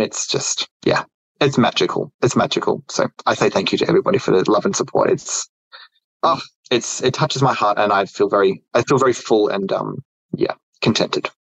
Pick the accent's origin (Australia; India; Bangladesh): Australia; it's tough growing up in Australia um, during the '90s